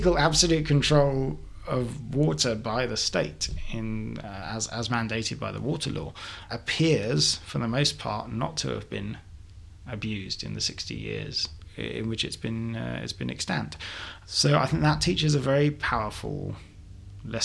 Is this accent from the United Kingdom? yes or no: yes; London, United Kingdom; as a Londoner